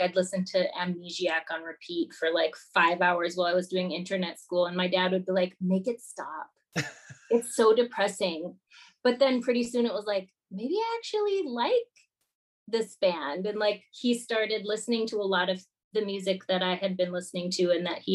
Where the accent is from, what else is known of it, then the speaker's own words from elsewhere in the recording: Minnesota, United States; moved away as an adult; I grew up in Minnesota